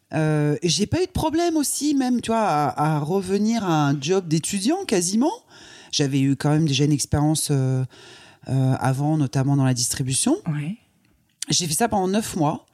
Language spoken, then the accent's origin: French; Croix, Hauts-de-France, France; Je suis née dans le Nord, à Croix. Ouais. donc c'est pas très loin de Lille